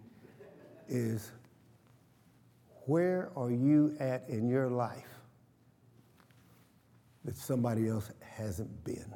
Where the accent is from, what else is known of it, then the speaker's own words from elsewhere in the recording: Oklahoma, United States; I'm from Oklahoma